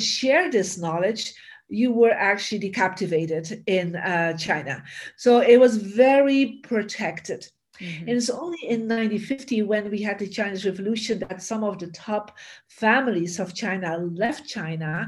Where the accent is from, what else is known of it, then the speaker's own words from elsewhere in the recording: Bruges, Flanders, Belgium; moved away as an adult; now in United States; I am from Belgium originally, from a beautiful city called Bruges, you know, the Venice of the North